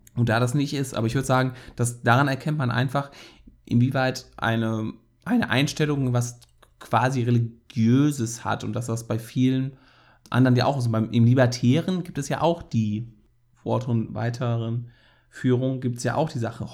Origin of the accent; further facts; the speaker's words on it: Rhineland, Germany; als Rheinländer